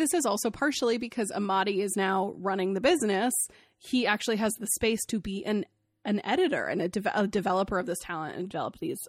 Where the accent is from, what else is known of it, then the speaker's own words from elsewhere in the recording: Maine, United States; I live in Maine, this is very personal for me, I'm from Maine, this is very personal to my heart.